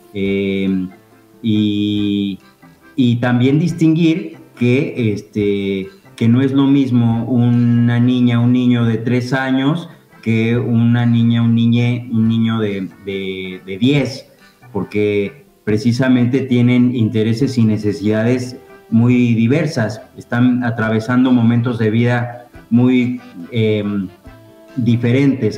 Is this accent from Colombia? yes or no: no; Mexico; moved away as an adult; now in Fisque, Argentina; en México, de donde soy originario